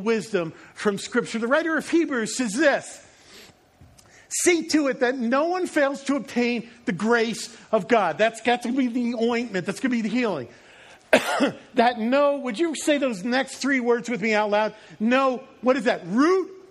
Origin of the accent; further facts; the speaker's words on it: Long Island, New York, United States; I grew up in the Northeast. I was living on Long Island, not the nice parts that they show in like TV.